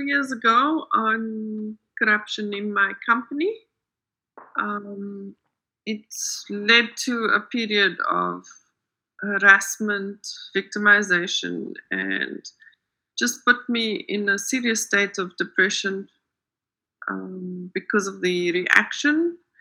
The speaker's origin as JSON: {"language": "English", "country": "South Africa", "also_born_or_lived": "United States", "said": "I am a life coach for women in business, and I am from South Africa"}